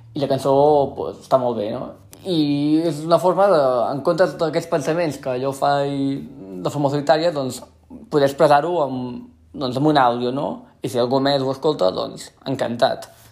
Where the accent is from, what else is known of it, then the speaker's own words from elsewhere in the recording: central Catalonia, Spain; accent: central Catalan; first language Catalan; parlo un català molt del centre de Catalunya